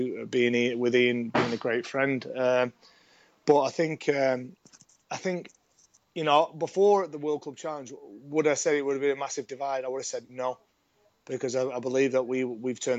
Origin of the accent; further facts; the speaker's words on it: Salford, North West England, United Kingdom; moved away as an adult; also born or lived in Australia; we're from Salford. We're very proud of that fact. You know, we're extremely honoured to come from Salford